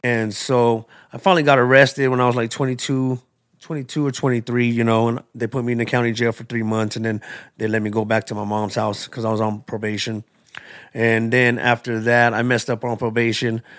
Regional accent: Tucson, Arizona, United States; I was born and raised in Tucson, in Arizona.

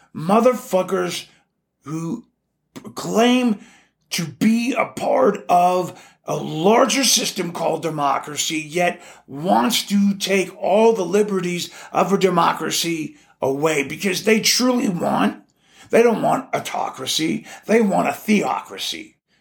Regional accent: Alaska, United States; moved away as an adult; also born or lived in Texas; growing up in Alaska, we didn't have a lot of roaches

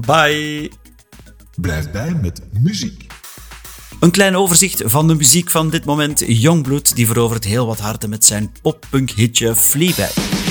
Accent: Flanders, Belgium

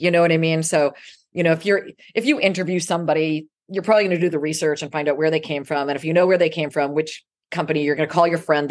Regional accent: Salem, Massachusetts, United States; now in New York City, United States; growing up in Salem, Massachusetts

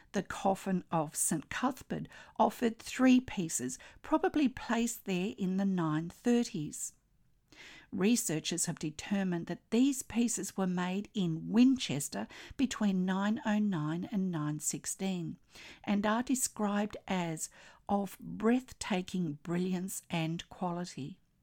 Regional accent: Australia; I'm an Australian textile artist

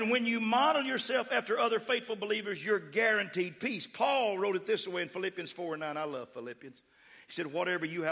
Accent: West Texas, United States; accent: West Texas; now in Austin, United States; I slip in that West Texas. That's my raising. See, I was raised in West Texas

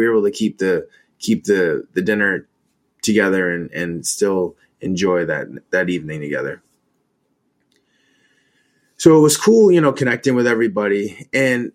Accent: Maine, United States; now in DC, Maryland, Virginia area, United States; I'm from Maine, so I'm used to dealing with 2-3 feet of snow

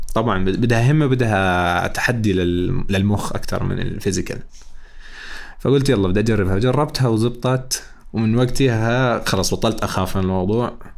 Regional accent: Jordan; عندنا بالاردن

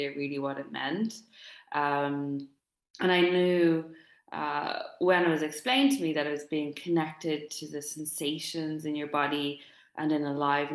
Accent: Dublin, Leinster, Ireland; moved away; I'm recording this live from Dublin, my hometown. I went home last week.

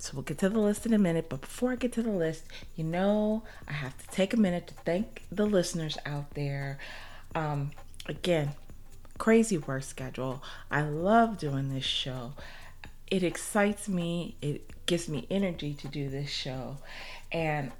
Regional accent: Ohio, United States; also born or lived in North Carolina; Ohio is my hometown

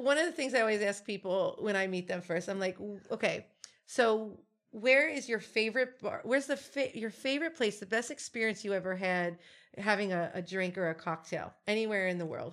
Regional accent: Cincinnati, Ohio, United States; also born or lived in Western Hills, Cincinnati; my family kept moving north, so I grew up in Coleraine

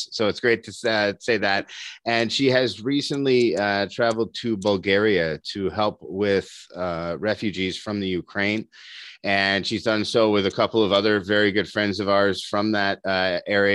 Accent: Dunnville, Ontario, Canada; here in my hometown, Dunville

